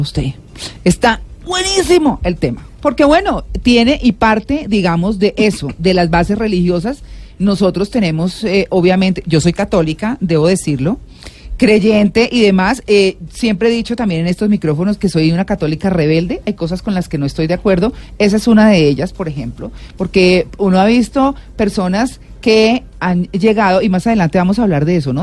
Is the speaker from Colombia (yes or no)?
yes; Colombia; como muchos colombianos, pues uno tiene familia que ha echado raíces allá